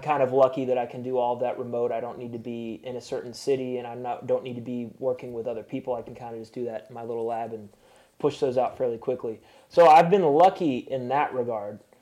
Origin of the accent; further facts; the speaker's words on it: Chattanooga, Tennessee, United States; my hometown in Chattanooga